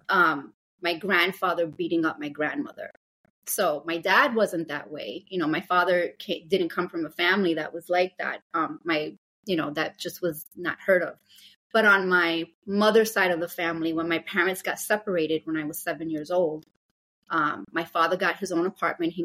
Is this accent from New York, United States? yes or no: yes; New York City, New York, United States; born and raised in Brooklyn, New York